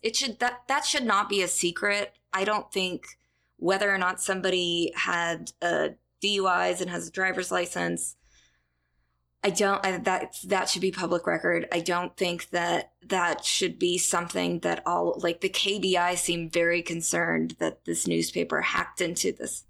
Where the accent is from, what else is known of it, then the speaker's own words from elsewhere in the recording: Kansas, United States; moved away; I'm from Kansas, um, went to the University of Kansas School of Journalism